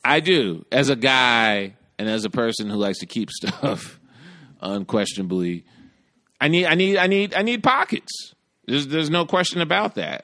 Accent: New York, United States; as a New Yorker

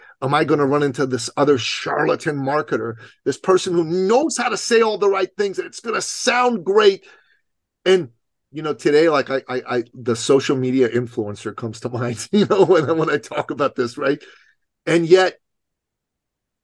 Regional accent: Iran; moved away; I'm an immigrant from Iran

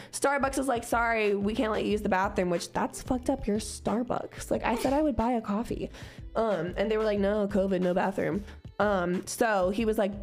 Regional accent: Cincinnati, Ohio, United States; I'm from Cincinnati.

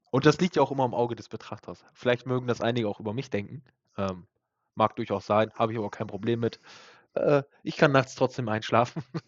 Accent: Germany; wir Deutschen

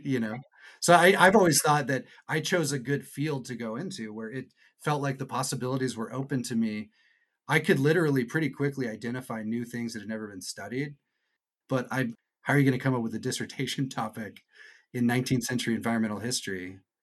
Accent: Irvine, California, United States; I grew up in Irvine, Orange County

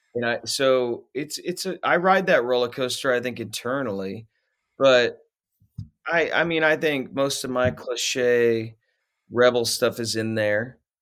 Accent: Middletown, Ohio, United States; also born or lived in Texas / Nashville; now in Kansas, United States; I was born in Texas and then we moved to Ohio. That's where I grew up

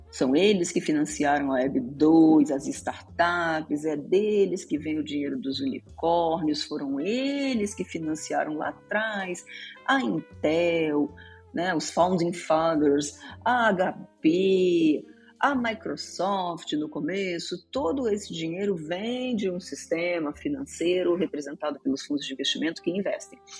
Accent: Rio de Janeiro, Brazil; moved away; Eu era do Rio de Janeiro, tá? Eu sou carioca e morava lá nessa época

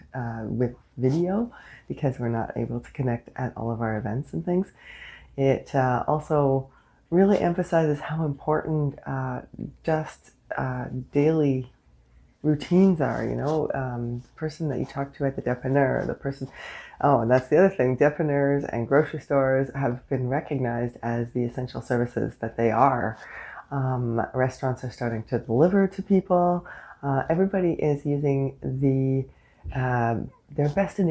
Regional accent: Canada; I am unapologetically Canadian.

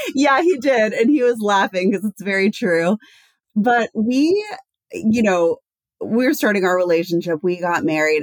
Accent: Texas, United States; I grew up in Texas and I spent all of my summers in Kosovo

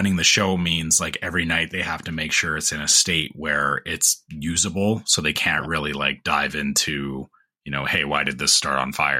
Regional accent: Canada; the tell is for me as a Canadian is that they're starting to do this again too

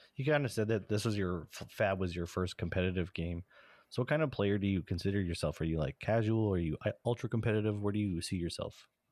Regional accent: Canada; we're Canadian

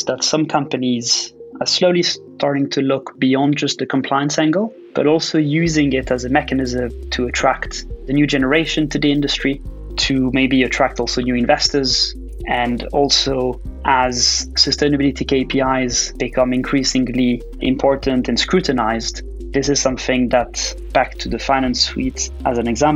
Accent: Switzerland; I was actually born and raised in Switzerland

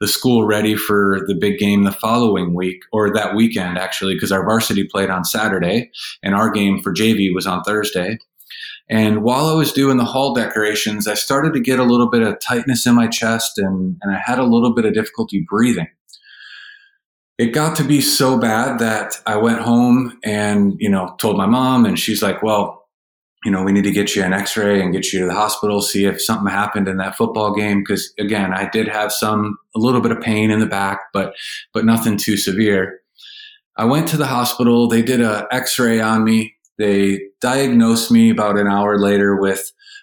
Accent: Manistee, Michigan, United States; now in Jacksonville, United States; I grew up in Northern Michigan, and I grew up in Manistee

